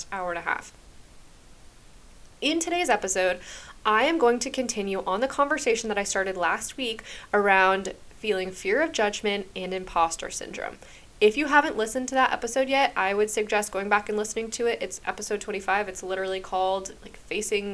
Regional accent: New Hampshire, United States; moved away as an adult; also born or lived in Massachusetts / Hawaii; now in Florida, United States; I grew up in New Hampshire for my entire life

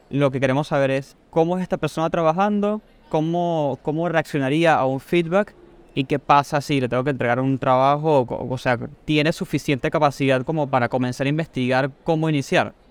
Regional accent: Venezuela; now in Argentina; tengo Argentina ya siete años, pero soy de Venezuela, así que es, probable que mi acento lo noten como medio raro, como deformado, ¿no?

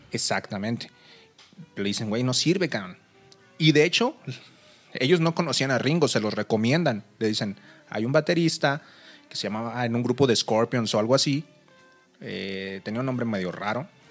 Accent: Monterrey, Nuevo León, Mexico; moved away as an adult; now in Mexico City, Mexico; Yo soy de Monterrey, la raza. Por, este, me vine a vivir aquí el DF, tengo dos años.

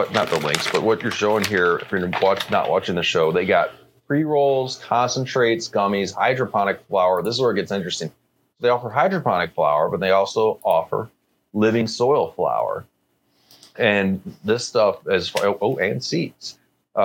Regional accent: Canada; as a Canadian

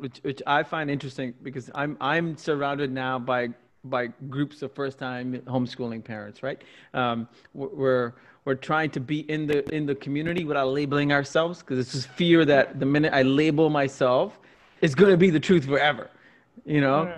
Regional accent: Singapore; now in Canada; I grew up in Singapore

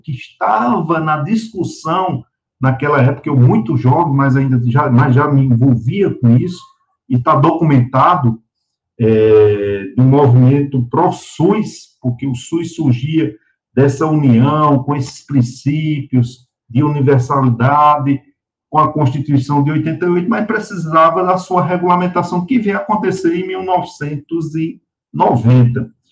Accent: Patos, Paraíba, Brazil; moved away as an adult; now in Sergipe, Brazil; eu sou do interior, sou patoense, sou de Patos, né, já em Patos, na minha adolescência, meus 14, 15 anos

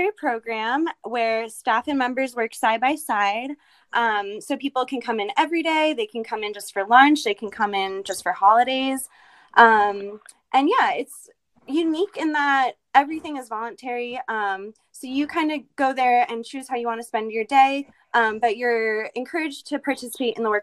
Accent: New York, United States; moved away as an adult; now in Utah, United States; I'm originally from New York, and I've been living in Utah for about 2.5 years now

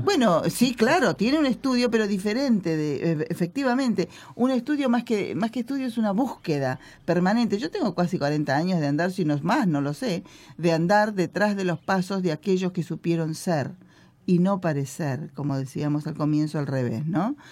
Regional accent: Los Toldos, Buenos Aires, Argentina; Yo nací en una comunidad que se llama Los Toldos

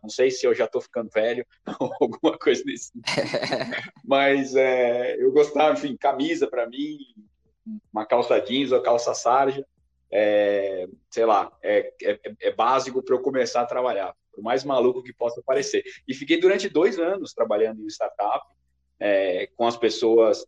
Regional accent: São Paulo, Brazil; also born or lived in Cabreúva; nascido e criado na zona leste de São Paulo, mais especificamente no bairro do Tatuapé

